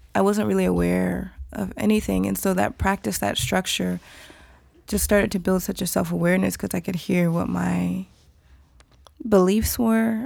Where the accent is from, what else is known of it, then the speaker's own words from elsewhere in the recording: Atlanta, Georgia, United States; I'm Nigerian American, so I'm first generation, but I was born in Atlanta, and so my family growing up were traditional